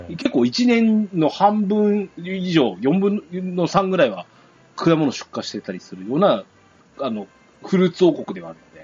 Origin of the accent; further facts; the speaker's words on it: Yamagata, Japan; うちの地元だと、まあ、これリンゴもそうですね